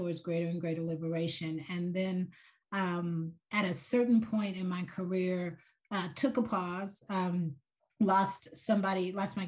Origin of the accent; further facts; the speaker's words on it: Atlanta, Georgia, United States; I grew up in Atlanta, Georgia